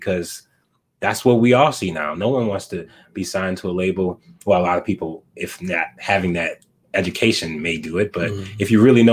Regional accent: the South, United States; moved away as an adult; now in Minneapolis, United States; I'm from the South

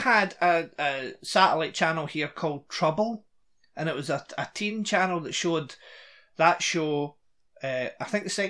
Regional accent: Scotland, United Kingdom; I'm Scottish, but I'm Scottish

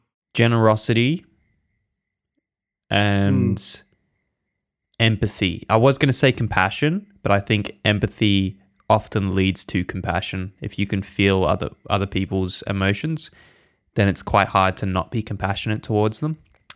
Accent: England, United Kingdom; born there; I wasn't born here, actually. I was born in England, but still first world country.

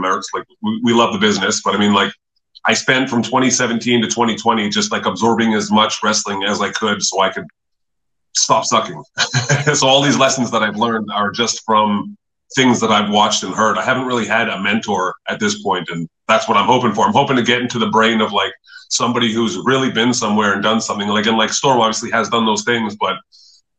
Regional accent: Nanaimo, British Columbia, Canada; moved away as an adult; also born or lived in Calgary; I was from the Vancouver Island in Nanaimo

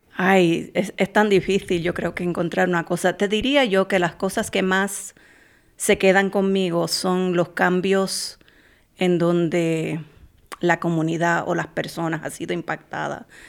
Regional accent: Puerto Rico; moved away as an adult; also born or lived in Boston; now in Minnesota, United States; me mudé eh, de nuevo a Puerto Rico, que es de donde yo soy

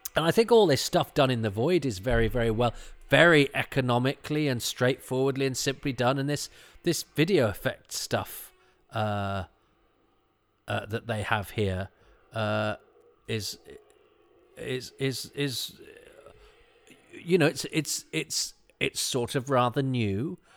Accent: Midlands, United Kingdom; I'm from the Midlands

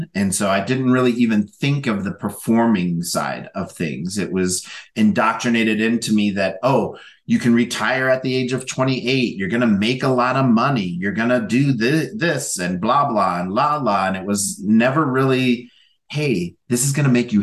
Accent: North Central Minnesota, United States; moved away; also born or lived in Southern Oregon; growing up in North Central Minnesota

